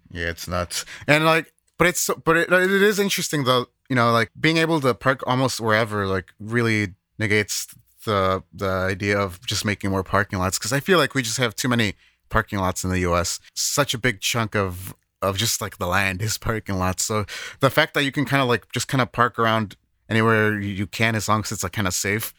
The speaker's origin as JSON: {"language": "English", "town": "Chicago", "region": "Illinois", "country": "United States", "moved": "yes", "lives_now": "Japan", "said": "I'm a Chicagoan"}